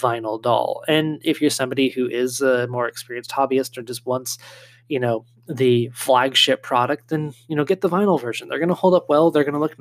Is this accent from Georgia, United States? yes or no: no; California, United States; moved away; where I grew up in California